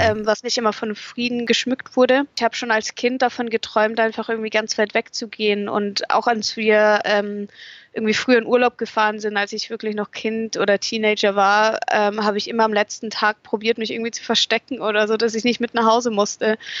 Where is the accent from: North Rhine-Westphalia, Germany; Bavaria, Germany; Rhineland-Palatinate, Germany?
Bavaria, Germany; Munich; moved away; also born or lived in England; um München herum, um meine Heimat herum